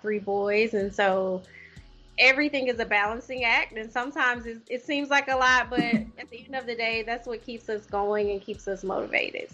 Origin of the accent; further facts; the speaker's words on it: Louisiana, United States; moved away as an adult; also born or lived in Ohio; now in Oklahoma, United States; I'm originally from Louisiana.